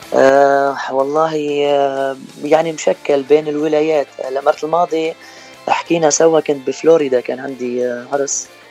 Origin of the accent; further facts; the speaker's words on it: Rableh, Homs Governorate, Syria; moved away as an adult; now in Victorville, United States; من سوريا آه، من منطقه اسمها ربلي بحمص